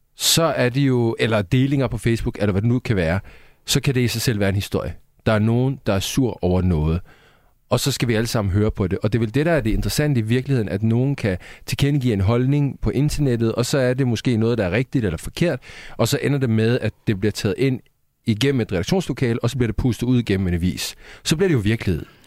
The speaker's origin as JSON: {"language": "Danish", "country": "Sweden", "moved": "yes", "lives_now": "Denmark", "said": "Jeg er svensker"}